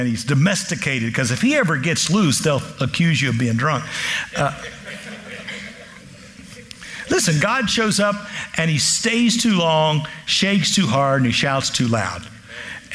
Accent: Kansas, United States; I'm from Kansas

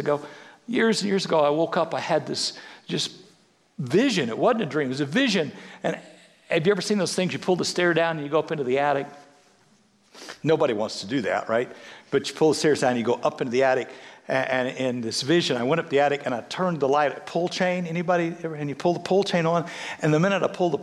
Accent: Severy, Kansas, United States; being a kid growing up in Severy, Kansas

